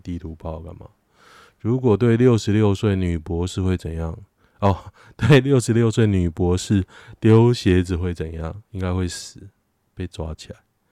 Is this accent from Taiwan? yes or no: yes; Taiwan; 我台湾人。我中华民国人